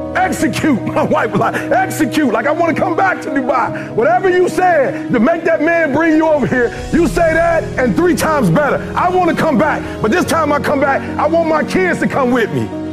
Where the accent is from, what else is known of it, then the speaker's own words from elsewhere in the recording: Detroit, Michigan, United States; also born or lived in Chicago; I'm from Chicago originally, grew up in Detroit.